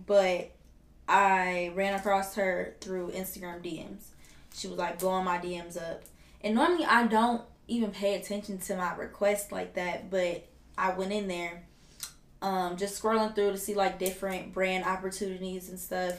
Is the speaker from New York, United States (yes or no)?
no; Detroit, Michigan, United States; I am from Detroit